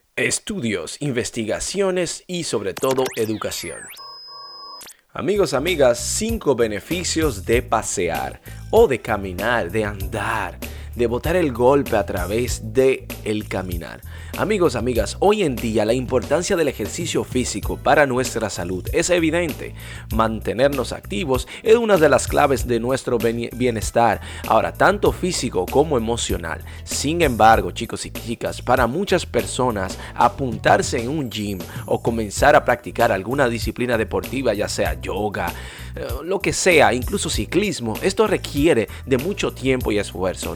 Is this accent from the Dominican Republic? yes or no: yes; Dominican Republic; en mi país, la República Dominicana